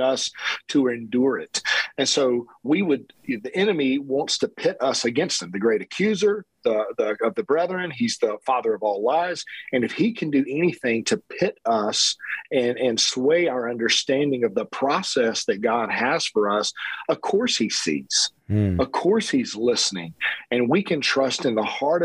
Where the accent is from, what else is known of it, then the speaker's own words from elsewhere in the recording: South Georgia, United States; growing up in South Georgia